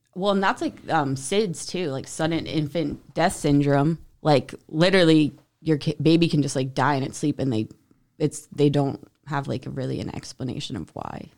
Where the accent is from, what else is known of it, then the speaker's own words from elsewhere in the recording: New Jersey, United States; moved away; also born or lived in Utah; I grew up in New Jersey